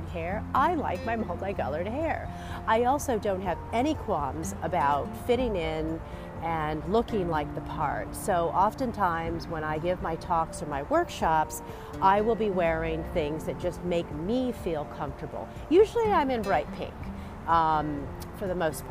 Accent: Anaheim, California, United States; now in New England, United States; Anaheim, California, which is my hometown

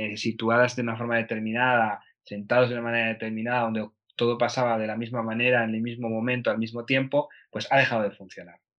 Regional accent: Aranda de Duero, Castile and León, Spain; moved away as an adult; now in Vienna, Austria; vivo en Viena, eh, pero soy de Aranda de Duero, de Burgos

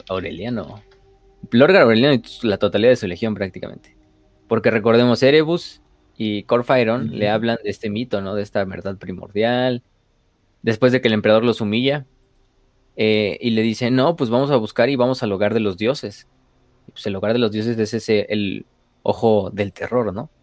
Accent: Mexico; Como mexicanos

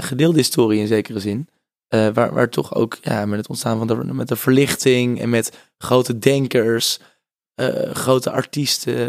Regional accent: Netherlands; also born or lived in South Africa; wij als Nederlanders

